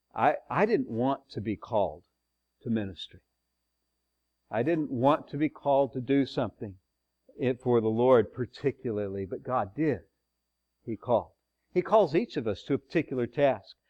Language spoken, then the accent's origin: English; Texas, United States; I'm from the South, right? Uh-huh, yeah. Well, Texas, it's not really South.